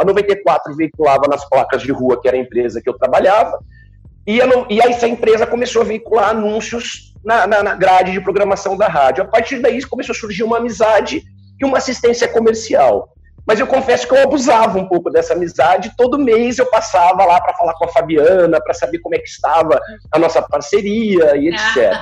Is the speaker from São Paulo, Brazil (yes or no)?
yes; Bauru, São Paulo, Brazil; also born or lived in Araraquara; Eu não sou bauruense, mas me naturalizo bauruense, não né? nasci em Araraquara, mas moro em Bauru desde pequeno